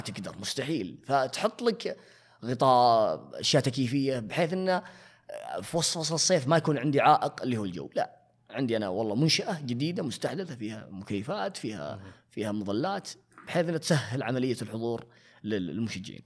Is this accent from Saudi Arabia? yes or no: yes; Saudi Arabia; عندنا في السعوديه